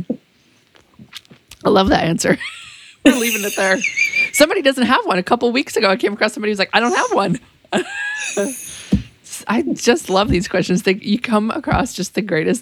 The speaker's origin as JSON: {"language": "English", "region": "Massachusetts", "country": "United States", "also_born_or_lived": "Austin, Texas", "moved": "yes", "lives_now": "Texas, United States", "said": "I'm from Massachusetts, and her and I both lived in Austin. Like, I moved there, and then she moved there"}